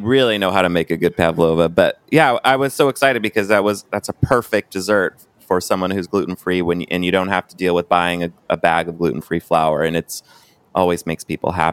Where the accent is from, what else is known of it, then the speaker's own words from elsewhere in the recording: Northern California, United States; my childhood growing up in Northern California